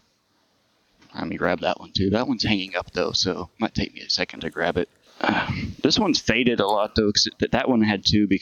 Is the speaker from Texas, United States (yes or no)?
yes; Fort Worth, Texas, United States; now in Corpus Christi, United States; I grew up in Fort Worth, Texas